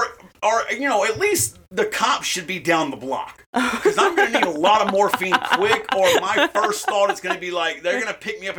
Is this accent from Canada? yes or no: no; the South, United States; I'm a white boy from the South.